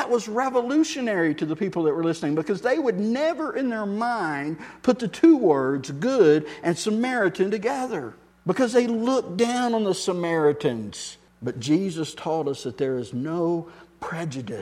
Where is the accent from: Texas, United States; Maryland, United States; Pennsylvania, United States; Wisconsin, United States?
Texas, United States; I'm from Texas